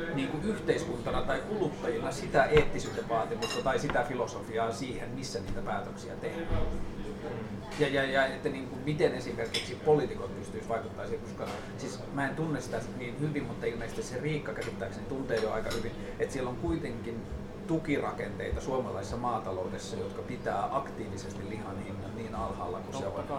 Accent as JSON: {"language": "Finnish", "town": "Tornio", "region": "Lapland", "country": "Finland", "tie": "born or raised there", "said": "Mä kasvoin Torniossa sen niin 90 koko 90-luvun"}